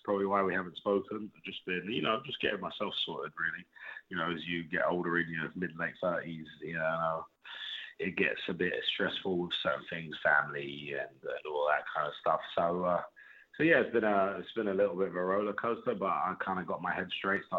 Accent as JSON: {"language": "English", "town": "Hounslow", "region": "London", "country": "United Kingdom", "said": "I'm from Hounslow"}